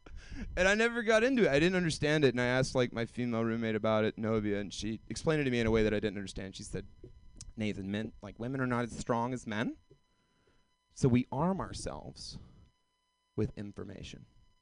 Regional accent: Georgia, United States; Like, I moved here from Georgia, deep south. It never happened to me.

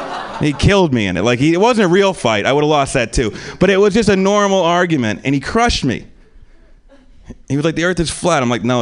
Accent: Pennsylvania, United States; also born or lived in New York; now in Los Angeles, United States; I'm from Pennsylvania. I live in LA now. I'm still getting used to the West Coast thing. I've been here for like 2 years.

